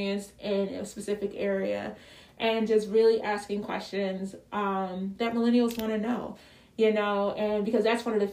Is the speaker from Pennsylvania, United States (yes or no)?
yes; Philadelphia, Pennsylvania, United States; I'm from Philly